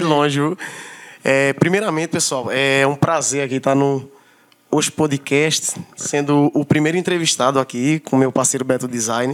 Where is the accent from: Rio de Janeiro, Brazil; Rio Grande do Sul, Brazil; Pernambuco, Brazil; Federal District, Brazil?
Pernambuco, Brazil; Petrolândia; also born or lived in Campina Grande, Paraíba; eu saí de lá com 3 anos de idade. Eu já tenho mais de 25 anos morando aqui em Petrolândia.